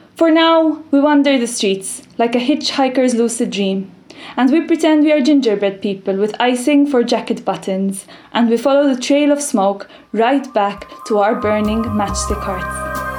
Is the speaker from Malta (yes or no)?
yes; Malta; I'm from a tiny island in the Mediterranean called Malta.